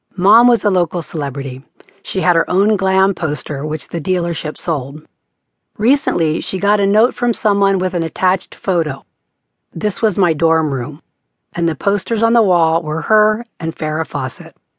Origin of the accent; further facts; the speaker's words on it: York, Pennsylvania, United States; We are from York, Pennsylvania, a factory town